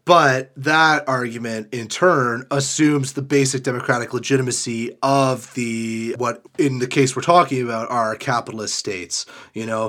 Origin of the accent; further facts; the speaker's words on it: Canada; as a Canadian